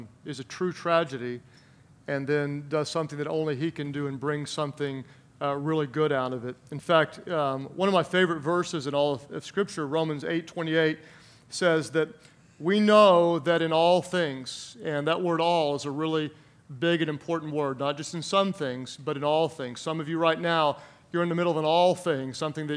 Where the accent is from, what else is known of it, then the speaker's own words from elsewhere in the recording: Oklahoma, United States; a rural town in my home state, Oklahoma